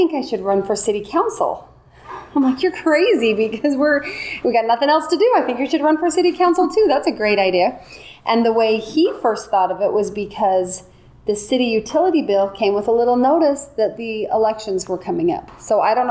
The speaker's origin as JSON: {"language": "English", "town": "North Ogden", "region": "Utah", "country": "United States", "tie": "born or raised there", "said": "I'm from North Ogden, Utah, which is about 45 minutes north of Salt Lake City. I grew up there, went to high school there"}